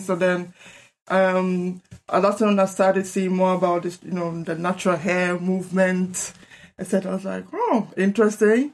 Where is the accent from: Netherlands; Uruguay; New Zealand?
Netherlands; also born or lived in Ghana; now in United Kingdom; I was raised up in the Netherlands after I moved from Ghana, and living in predominantly white and white area